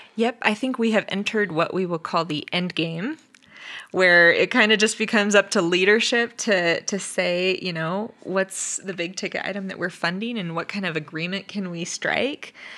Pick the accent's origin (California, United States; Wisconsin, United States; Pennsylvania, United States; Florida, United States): California, United States; now in Nevada, United States; we grew up in California